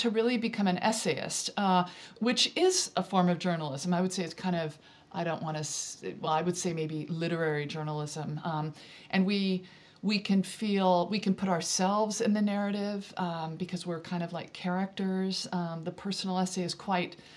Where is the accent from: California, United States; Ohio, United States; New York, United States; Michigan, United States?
California, United States; Central Valley of; moved away as an adult; now in Devon, United Kingdom; I grew up in the Central Valley of California